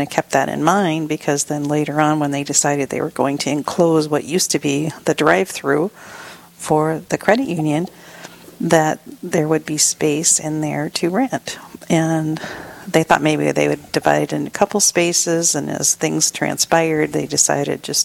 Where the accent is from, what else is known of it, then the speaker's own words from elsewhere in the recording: Rapid City, South Dakota, United States; I was born and raised in South Dakota and have spent most of my life in Rapid City